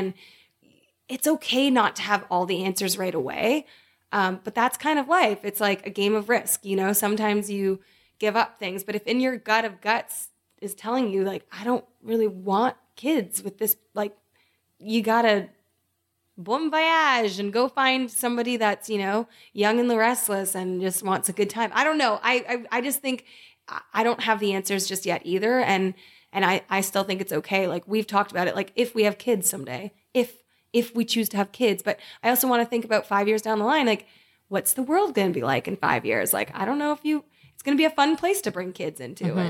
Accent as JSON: {"language": "English", "town": "London", "region": "Ontario", "country": "Canada", "tie": "born or raised there", "moved": "yes", "said": "I grew up in London, Ontario"}